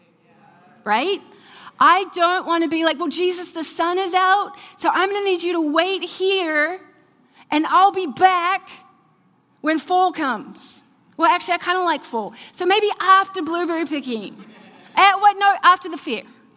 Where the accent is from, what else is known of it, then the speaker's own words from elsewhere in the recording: New Zealand; moved away; I'm from New Zealand